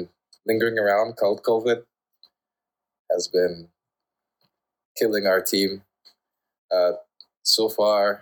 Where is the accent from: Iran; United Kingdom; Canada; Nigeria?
Canada; Vaughan, Ontario; moved away as an adult; now in Greece; I'm from Vaughan, Ontario, Canada